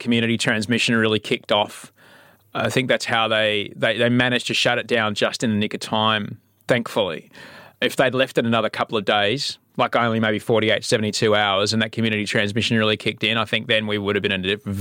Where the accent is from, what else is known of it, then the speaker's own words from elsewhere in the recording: Adelaide, South Australia, Australia; now in Sydney, Australia; growing up in Adelaide, you know, there was the Italian part, there was the Greek part